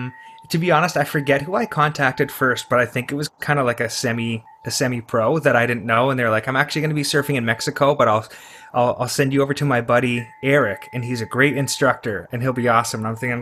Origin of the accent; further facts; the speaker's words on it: Toronto, Ontario, Canada; So I'm in East York in Toronto, Ontario.